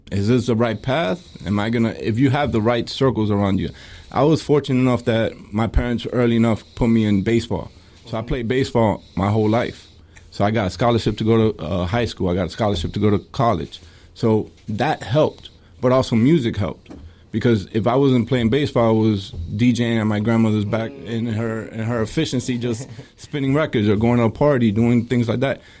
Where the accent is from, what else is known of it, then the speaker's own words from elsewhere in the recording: New York, United States; born there; Well, I was born in New York.